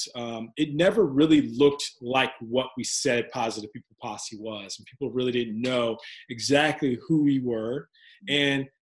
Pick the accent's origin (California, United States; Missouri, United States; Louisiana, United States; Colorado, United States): Missouri, United States; Kansas City; growing up in Kansas City myself